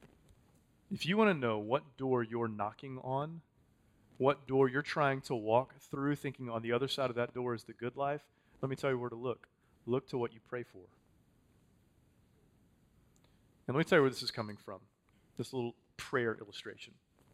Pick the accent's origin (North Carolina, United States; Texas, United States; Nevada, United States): Texas, United States; I'm a Texan, man.